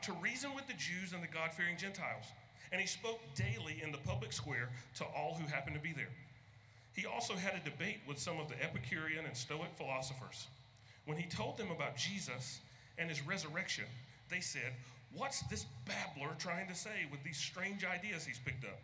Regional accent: Hampton Roads, Virginia, United States; I'm from the Hampton Roads area

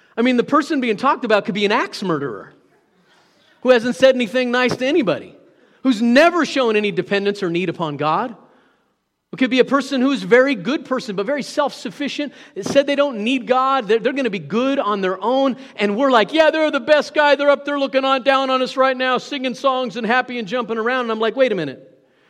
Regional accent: Hot Springs, Arkansas, United States; I was born in Hot Springs, Arkansas, U S A, planet Earth

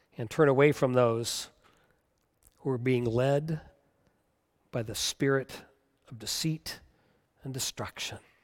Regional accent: United States; as American Christians

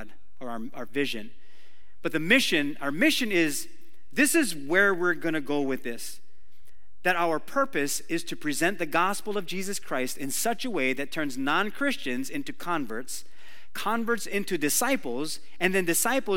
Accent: Waimanalo, Hawaii, United States; I grew up in Waimanalo, this is on Oahu

